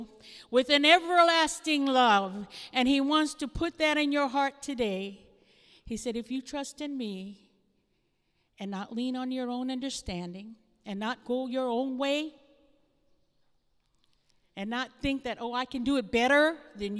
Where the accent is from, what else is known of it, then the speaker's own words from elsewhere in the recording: Hawaii, United States; moved away; I come from Hawaii.